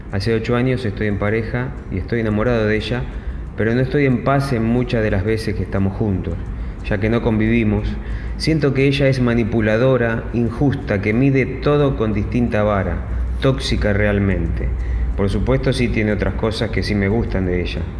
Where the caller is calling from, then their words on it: Buenos Aires, Argentina; de Buenos Aires, Capital Federal.